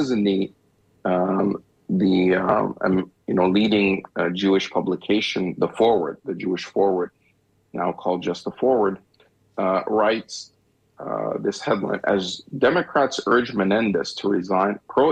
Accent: Egypt; now in United States; I'm from Egypt. And the type of, you know, I'm Egyptian. Well, I'm born in Egypt, but I'm an American.

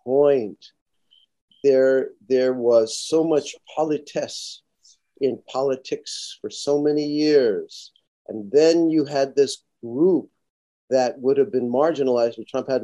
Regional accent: New York City, New York, United States; I'm from Brooklyn.

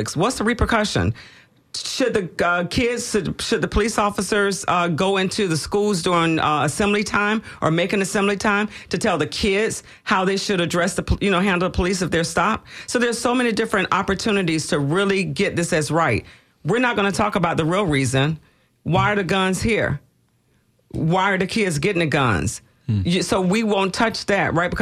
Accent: Tampa, Florida, United States; I grew up in Robles Park, 212 East Kentucky

